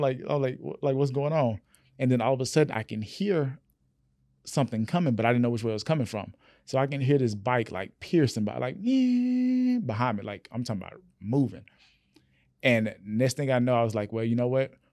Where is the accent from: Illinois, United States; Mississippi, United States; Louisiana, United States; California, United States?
Louisiana, United States; Rayville; my small town, um, born in Rayville, Louisiana